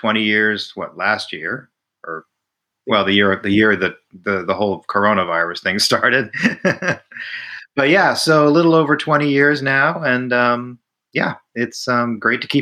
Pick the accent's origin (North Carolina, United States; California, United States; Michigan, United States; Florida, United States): Florida, United States; my local area where I grew up in Florida